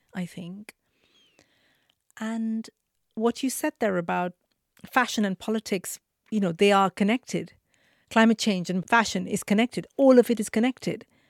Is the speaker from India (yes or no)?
yes; Mumbai, Maharashtra, India; now in United Kingdom; I grew up in Mumbai, very poor family, very, very traditional family.